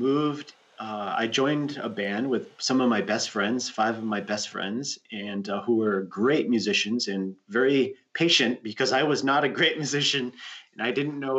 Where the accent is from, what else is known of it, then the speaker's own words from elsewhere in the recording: Rhode Island, United States; moved away as an adult; also born or lived in New York City, United States; now in Ananda Village, United States; where I grew up in Rhode Island, there's really good surf in Rhode Island